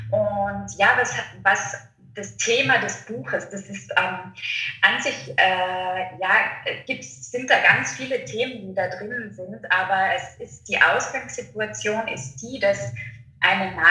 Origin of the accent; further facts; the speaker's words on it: Innsbruck, Tyrol, Austria; ähm, bin 31 Jahre alt und ja, komme aus Innsbruck, wohne in Innsbruck